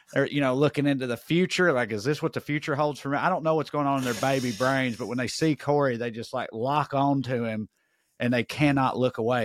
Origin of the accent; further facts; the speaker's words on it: Tennessee, United States; I didn't leave the state of Tennessee, I don't think. Well, I grew up on the Kentucky line